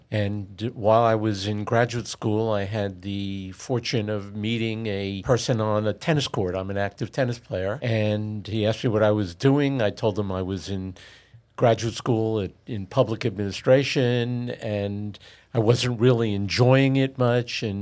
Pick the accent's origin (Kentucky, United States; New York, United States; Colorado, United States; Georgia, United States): New York, United States; New York City; also born or lived in New Jersey; I'm from Queens, New York. I went to uh, high school in Forest Hills, Queens, Forest Hills High School.